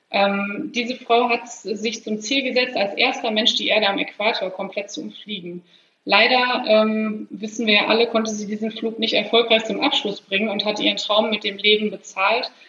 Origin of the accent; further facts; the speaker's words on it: Heiligenhaus, North Rhine-Westphalia, Germany; in meinem Heimatort in Heiligenhaus äh, gibt es unter anderem das Naturschutzgebiet Vogelsangbachtal.